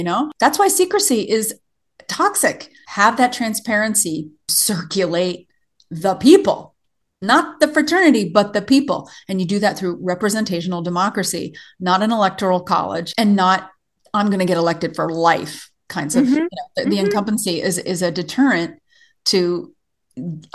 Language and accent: English; the South, United States; moved away as an adult; also born or lived in Tennessee / East Coast; now in Montana, United States; I was raised in the South